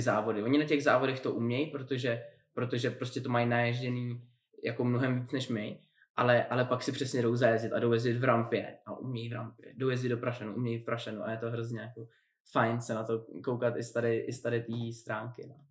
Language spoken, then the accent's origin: Czech; Špindlerův Mlýn, Hradec Králové Region, Czechia; jsem vyrůstal ve Špindlu